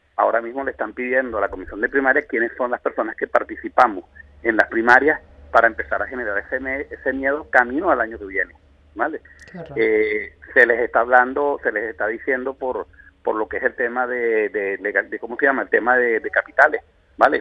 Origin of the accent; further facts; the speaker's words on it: Venezuela; hablo como venezolano y en Venezuela